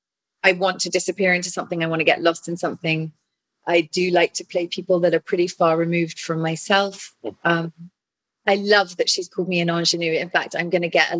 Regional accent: England, United Kingdom; I'm English

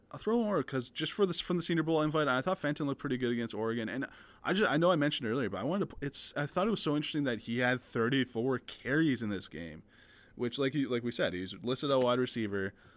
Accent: Canada; we're both Canadian

